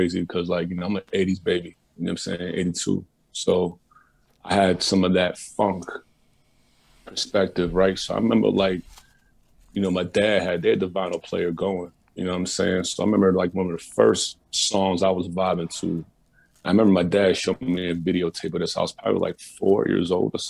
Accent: Kansas City, Missouri, United States; born there; also born or lived in New Jersey; Yeah. I was born actually in Kansas City, Missouri, like the center of the United States of America, right?

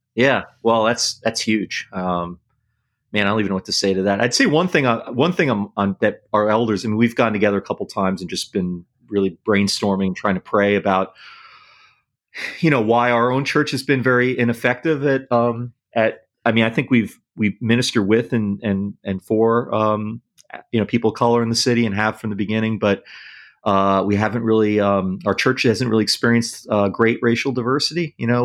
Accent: New York City, New York, United States; moved away; I grew up in New York City and then in the suburbs

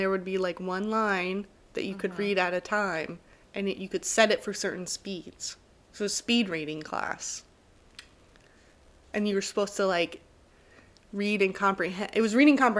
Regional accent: East Tennessee, United States; Growing up in East Tennessee

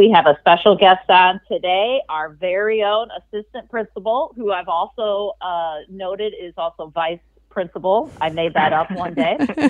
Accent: McHenry, Illinois, United States; I grew up in McHenry

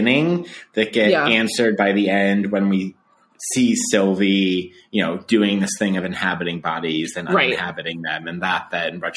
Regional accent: outside of Denver, Colorado, United States; I grew up outside of Denver, Colorado

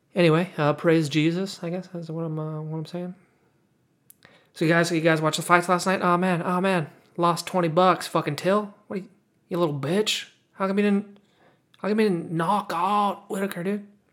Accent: California, United States; accent: nasally California; I kinda have this California accent

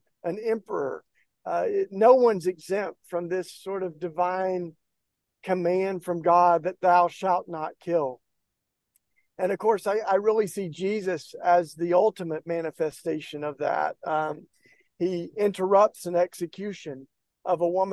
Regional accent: East Tennessee, United States; I grew up down in East Tennessee in the kind of Bible Belt

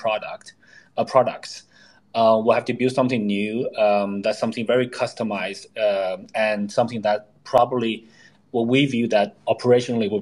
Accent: Canada; moved away as an adult; So I lived in Canada for 10 years. I grew up there, went to high school, university there

